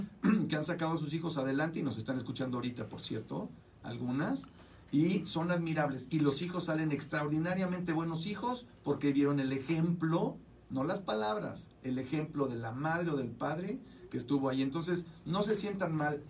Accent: Mexico; now in United States; En México, por ejemplo, de donde yo vengo, y hablo de mi país, de allá donde vengo

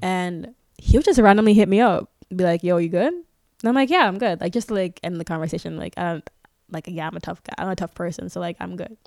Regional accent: Canada; we're not American

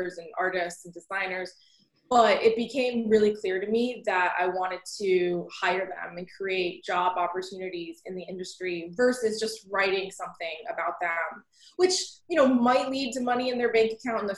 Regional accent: Snellville, Georgia, United States; also born or lived in Alpharetta, Georgia; now in Brooklyn, United States; I was born in Alpharetta, but grew up in Snellville, Georgia

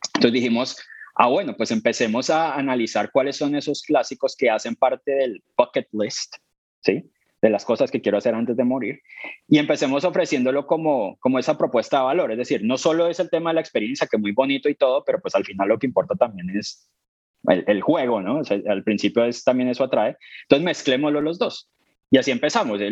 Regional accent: Colombia; moved away as an adult; now in London, United Kingdom; soy colombiano, llevo ocho años en el Reino Unido

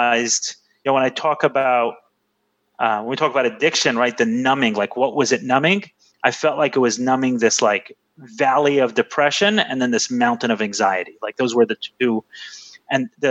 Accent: New York City, New York, United States; I grew up in Brooklyn in the 90s

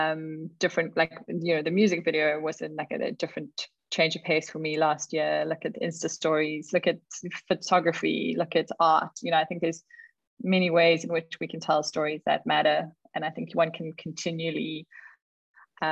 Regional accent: Karoo, South Africa; moved away; I was born in the Karoo and I grew up there

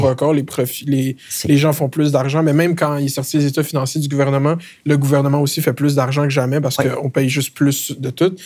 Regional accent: Quebec, Canada; en tant qu'immigrant de deuxième génération, fièrement québécois

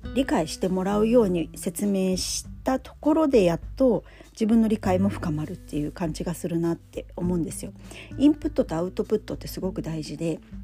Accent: Funabashi, Chiba, Japan; 地元千葉からそれも船橋市から

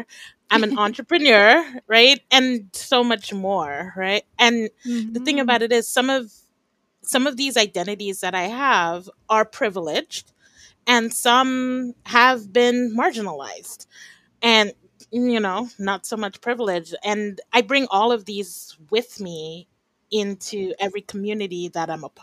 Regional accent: Trinidad & Tobago; moved away; also born or lived in Japan / Belize / New York, United States / California, United States; I'm from Trinidad and Tobago and I've spent the past 20 years about, I don't check, outside of Trinidad and Tobago, but I'm actually back here right now.

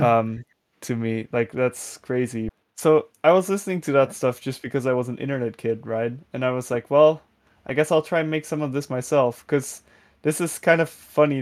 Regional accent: Netherlands; English is a second language; a thirteen-year-old Dutch person

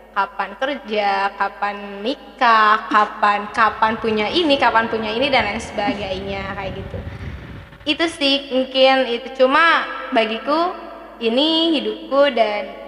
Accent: Kuningan, West Java, Indonesia; Saya berasal dari Kuningan.

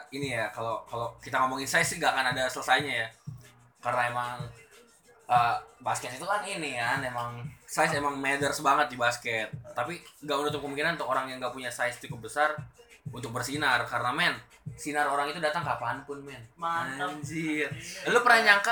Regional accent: Indonesia; gue ngerasa gue raksasa loh di sini di Indonesia

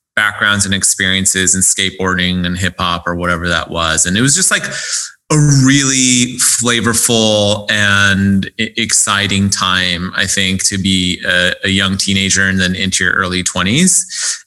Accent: United States; I was born here in the States.

